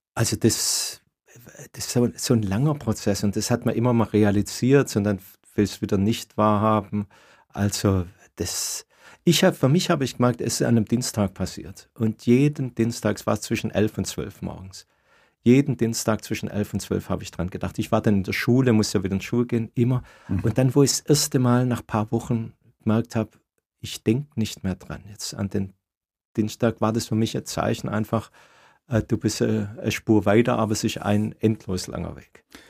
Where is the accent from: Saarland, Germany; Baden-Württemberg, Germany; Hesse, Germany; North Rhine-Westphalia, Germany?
Baden-Württemberg, Germany; Swabia; also born or lived in Ulm; Als Schwabe